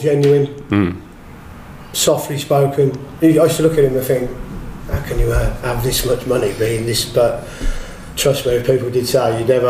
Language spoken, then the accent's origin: English; Northampton, East Midlands, United Kingdom; a young lad growing up in Northampton, playing football for your hometown club